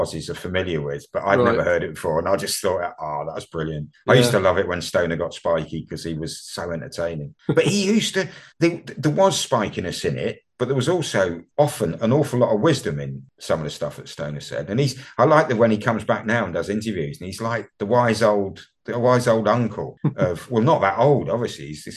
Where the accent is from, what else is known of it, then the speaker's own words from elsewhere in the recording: United Kingdom; you and I both happen to be Brits